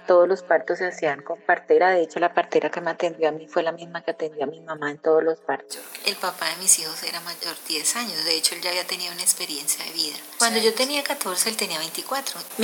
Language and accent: Spanish; Natagaima, Tolima, Colombia; moved away; mi pueblo, en Natal, Natagaima, Tolima